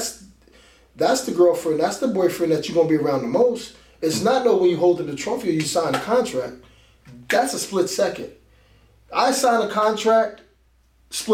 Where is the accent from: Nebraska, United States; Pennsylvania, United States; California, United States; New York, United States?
Pennsylvania, United States; Philadelphia; moved away; I grew up in Philadelphia